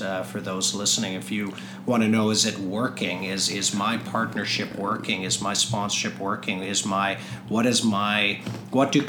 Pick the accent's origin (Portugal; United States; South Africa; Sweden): South Africa; now in Toronto, Canada; I was born in South Africa